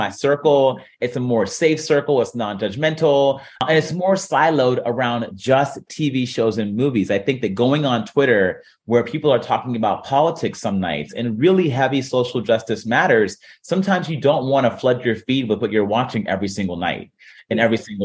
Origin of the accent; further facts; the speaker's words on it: Warren, Ohio, United States; I'm from Warren, Ohio.